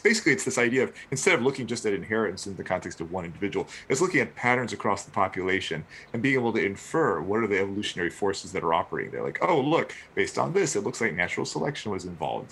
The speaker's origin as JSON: {"language": "English", "region": "southeastern Virginia", "country": "United States", "tie": "born or raised there", "also_born_or_lived": "Chicago", "lives_now": "North Carolina, United States", "said": "I grew up actually very close to Vienna in southeastern Virginia."}